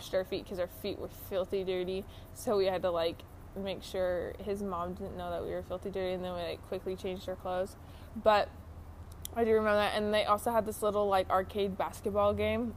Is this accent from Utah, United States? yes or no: yes; Utah, United States; moved away as an adult; also born or lived in Oregon; I grew up here in Utah